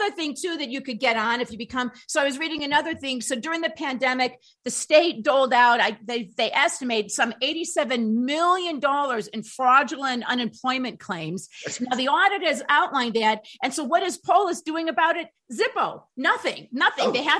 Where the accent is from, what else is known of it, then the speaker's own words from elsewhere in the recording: Illinois, United States; now in Colorado, United States; I come from Illinois and we have maybe lower standards sometimes of political people's behavior.